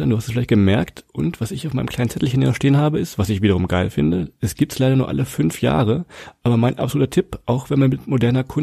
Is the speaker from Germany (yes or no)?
yes; Germany; ich schäme mich dafür fast als Deutscher